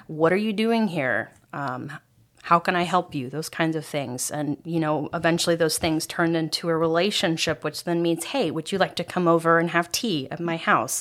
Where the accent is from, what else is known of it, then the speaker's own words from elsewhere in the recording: Ohio, United States; moved away; I grew up in Ohio